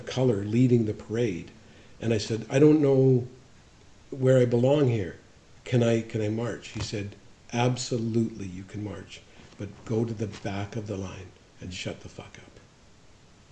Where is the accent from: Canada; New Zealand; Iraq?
Canada; Kamloops, British Columbia; I grew up in Kamloops